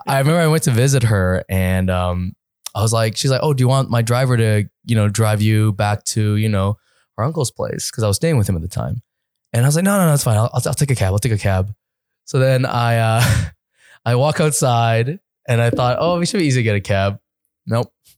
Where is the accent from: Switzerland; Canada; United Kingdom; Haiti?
Canada; East Coast of Canada; moved away as an adult; now in Los Angeles, United States; I'm from the East